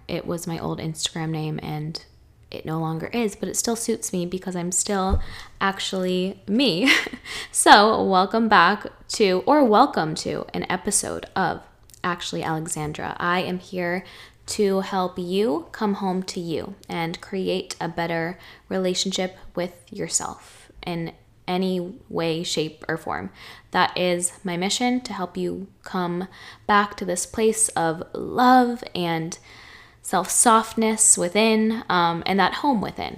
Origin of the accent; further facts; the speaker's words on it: Chelmsford, Massachusetts, United States; moved away as an adult; also born or lived in Boston, Massachusetts; now in Los Angeles, United States; fourth grade me, who lived in Chelmsford, Mass her whole life